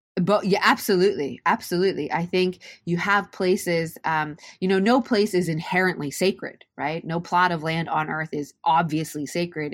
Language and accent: English; Japan; moved away; I'm Japanese and Welsh, and I grew up, born and raised in Japan